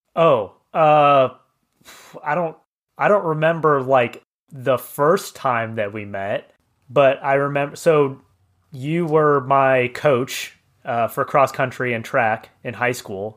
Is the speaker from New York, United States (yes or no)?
no; Cheney, Kansas, United States; also born or lived in Wichita, Kansas; we moved to Cheney from Wichita in two thousand, and I was, I was seven and Micah was five.